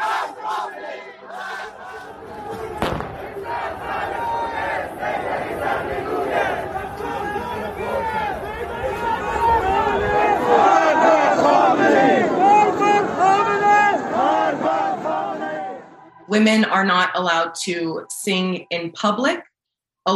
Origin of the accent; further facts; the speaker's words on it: East Coast, United States; I'm an Iranian American. I was born and raised here on the East Coast